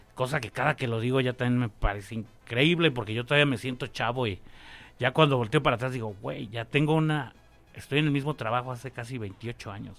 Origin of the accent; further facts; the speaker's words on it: Mexico City, Mexico; mi barrio desde niño fue La Lagunilla